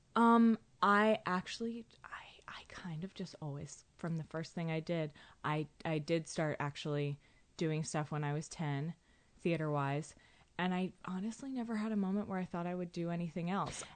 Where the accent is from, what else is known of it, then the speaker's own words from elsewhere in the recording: Andover, Massachusetts, United States; I'm from Andover, Massachusetts.